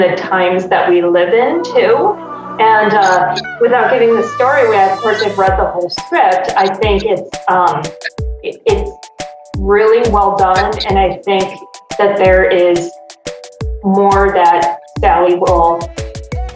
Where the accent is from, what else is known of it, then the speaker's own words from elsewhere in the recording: Lansing, Illinois, United States; also born or lived in Chicago; I am actually from Chicago, a south suburb. I was born and raised in Lansing, Illinois